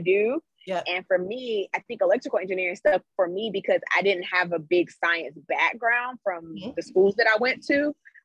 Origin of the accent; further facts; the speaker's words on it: Greensboro, North Carolina, United States; moved away as an adult; also born or lived in San Francisco; I am from Greensboro, North Carolina. So I was raised in Greensboro